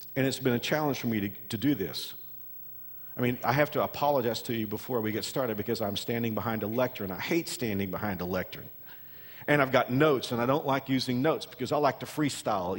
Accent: Texas, United States; I'm from Texas, and we have rattlesnakes in Texas

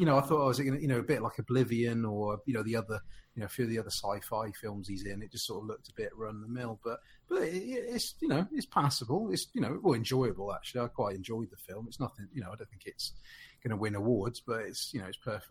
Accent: United Kingdom; as a Brit

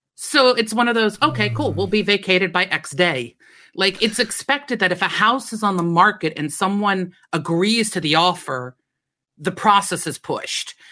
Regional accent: United States; moved away; I come from America

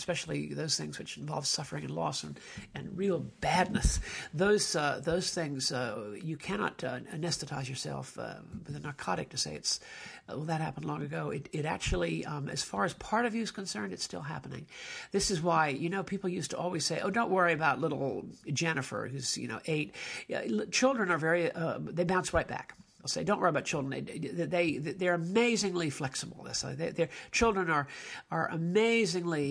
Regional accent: United States; as an American

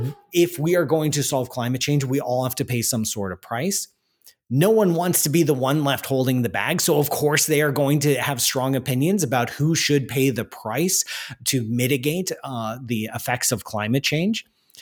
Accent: Canada; I'm Canadian

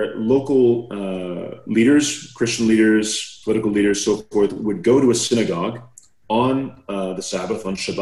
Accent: Canada; I'm a Canadian

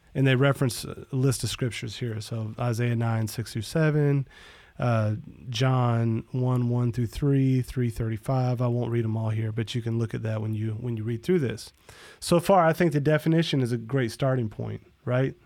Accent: Florida, United States; growing up in Florida

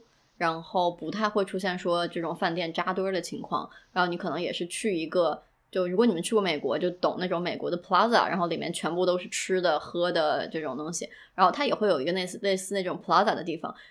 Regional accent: China; 然后我们中国人其实就是很喜欢热闹，很喜欢城的感觉。我今年的十一的时候，然后因为我家乡有一个老街，然后它重新修整过新开，然后就人特别特别特别多。

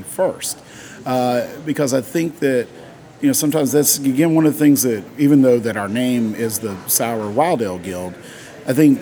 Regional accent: East Tennessee, United States; I grew up in East Tennessee

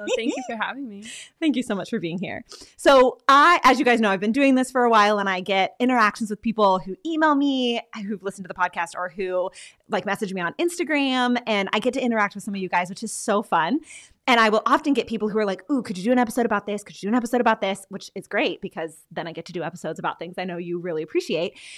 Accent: Texas, United States; now in Pennsylvania, United States; I'm from Texas, and Franciscan was like across the country, and now I live in Pennsylvania

